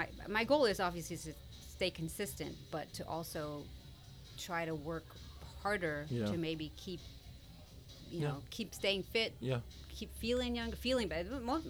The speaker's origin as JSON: {"language": "English", "region": "New Jersey", "country": "United States", "tie": "born or raised there", "moved": "yes", "lives_now": "Houston, United States", "said": "So, I'm actually a Jersey girl. I grew up in Jersey."}